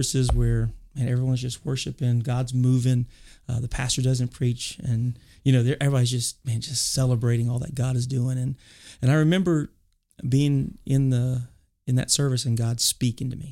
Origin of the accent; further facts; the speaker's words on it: Lafayette, Louisiana, United States; moved away; also born or lived in South Carolina; I am born and raised in Cajun country down in Lafayette, Louisiana